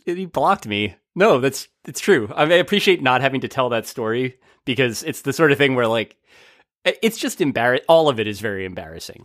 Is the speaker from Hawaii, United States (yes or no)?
no; New Jersey, United States; growing up in New Jersey